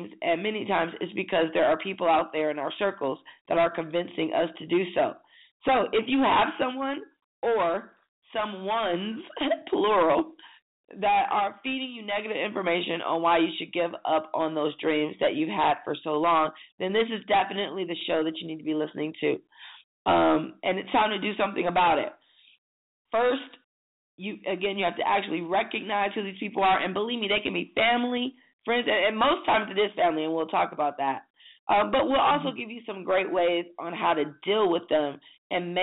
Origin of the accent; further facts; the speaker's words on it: Michigan, United States; now in Atlanta, United States; I'm from Michigan, so, you know, we have pretty harsh winters. And driving in the snow was like second nature. And you didn't miss school